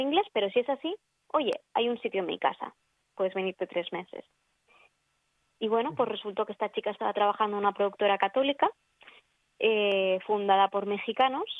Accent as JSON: {"language": "Spanish", "country": "Spain", "also_born_or_lived": "Rome", "said": "ya se identifica por mi acento, soy, soy española"}